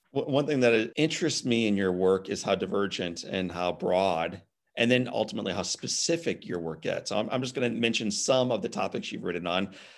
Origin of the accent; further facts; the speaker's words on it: Midwest, United States; I'm a Midwest guy myself